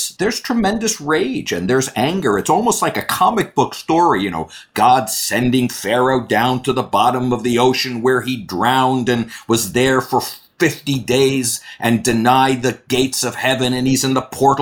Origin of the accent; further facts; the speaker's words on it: Miami, Florida, United States; I come from Miami